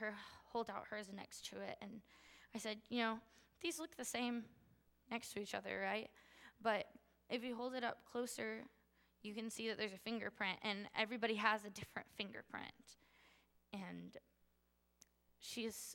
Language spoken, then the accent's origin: English; United States; I was born into privilege in the United States.